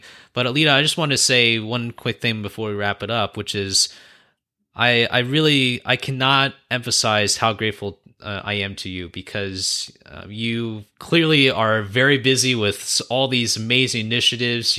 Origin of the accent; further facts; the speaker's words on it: United States; I was born and raised here in the States.